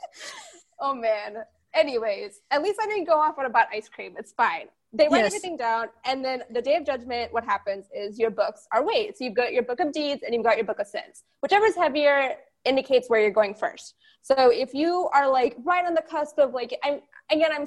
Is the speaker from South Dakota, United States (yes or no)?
no; Texas, United States; I grew up in Texas around pretty much every denomination of Christianity you can think of because it's Texas